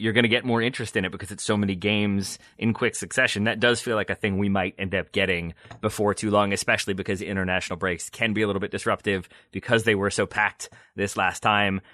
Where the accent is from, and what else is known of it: United States